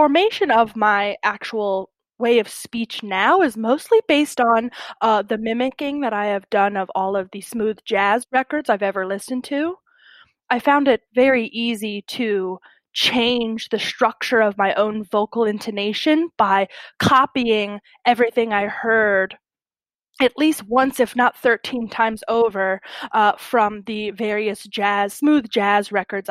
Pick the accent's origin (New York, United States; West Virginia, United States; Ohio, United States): West Virginia, United States; Barboursville; I'm from Barboursville, West Virginia, a very small town. As you can see, I don't necessarily have a West Virginia accent.